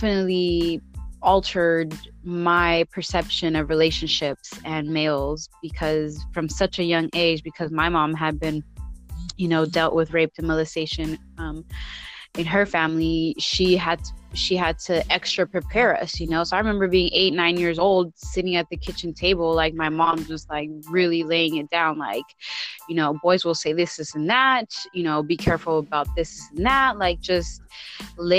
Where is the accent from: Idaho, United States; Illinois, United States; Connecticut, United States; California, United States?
California, United States; San Francisco; growing up in the Mission District in the, you know, in the 80s, 90s